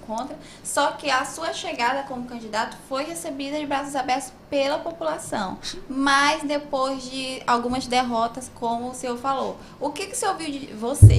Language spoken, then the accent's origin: Portuguese; Pindaré-Mirim, Maranhão, Brazil; born or raised there